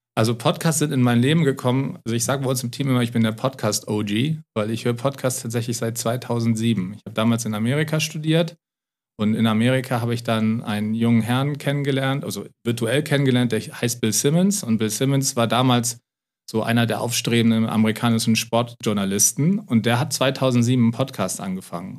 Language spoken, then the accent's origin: German; Lower Saxony, Germany; moved away; also born or lived in United States; ich komme aus Niedersachsen ursprünglich